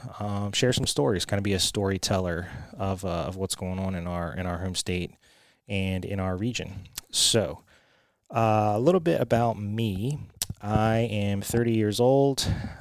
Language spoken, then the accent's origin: English; Richmond, Virginia, United States; So I'm from Richmond, and there's a ton of stuff going on here. Richmond has exploded in growth